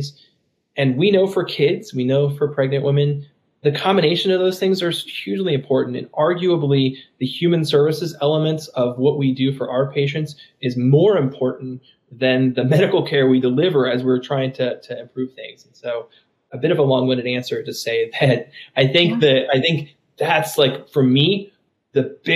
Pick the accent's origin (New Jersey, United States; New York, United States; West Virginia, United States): West Virginia, United States; moved away; also born or lived in Tennessee; my home state of West Virginia.